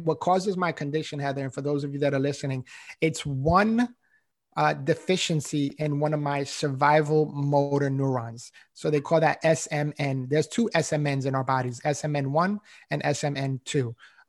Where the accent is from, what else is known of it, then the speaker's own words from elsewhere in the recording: New York City, New York, United States; No, I didn't, honestly, you know, and again, growing up in New York City, you know, there's not a whole ton of mentors out there.